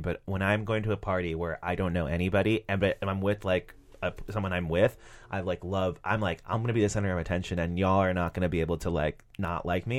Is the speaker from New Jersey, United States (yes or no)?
yes; New Jersey, United States; I also grew up in New Jersey.